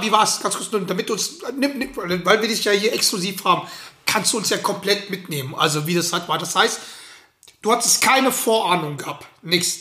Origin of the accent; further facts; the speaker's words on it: Schwelm, North Rhine-Westphalia, Germany; now in Potsdam, Germany; da, wo ich herkomme, also bei den Schwelmer Basket, die hießen Union Baskets, ähm, damals